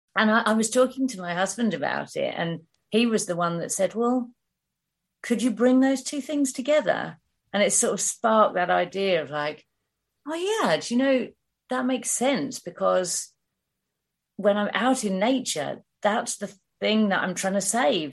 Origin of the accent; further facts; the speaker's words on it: Hertfordshire, East of England, United Kingdom; moved away; I'm from Hertfordshire originally